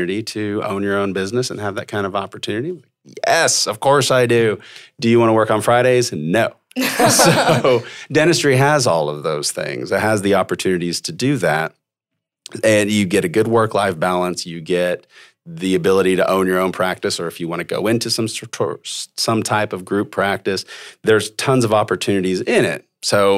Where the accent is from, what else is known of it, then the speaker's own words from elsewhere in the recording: Norman, Oklahoma, United States; I was born and raised right here in Norman.